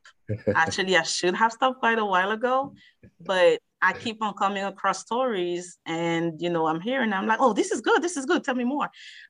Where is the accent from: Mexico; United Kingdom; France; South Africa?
France; also born or lived in Algeria; now in United States; I was born in France. And my family traveled a lot, but I spent my childhood in 2 countries, Algeria, which is in North Africa, and in France as well. And I've been in the United States since 2001.